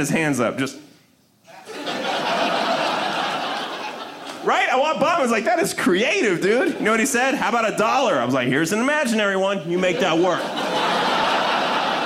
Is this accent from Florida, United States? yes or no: no; Denver, Colorado, United States; I'm from Denver, Colorado.